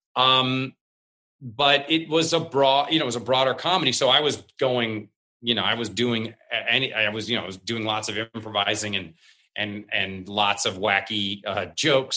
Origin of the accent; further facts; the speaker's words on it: Seattle, Washington, United States; I come from Seattle where before there was Microsoft and Starbucks and Amazon and Nintendo